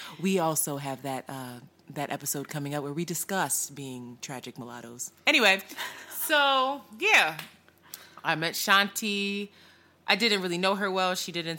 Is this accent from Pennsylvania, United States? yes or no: yes; Philadelphia, Pennsylvania, United States; I was born and raised in Philadelphia, moved around a little bit after my parents separated, started out in Roxborough, very sheltered, moved to the Northeast, back to Roxborough, to Frankfurt.